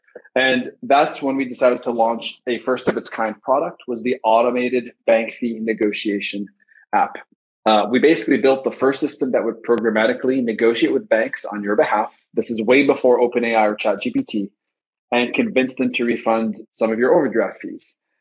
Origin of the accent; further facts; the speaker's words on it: Lebanon; moved away as an adult; now in United States; I grew up in Lebanon in the Middle East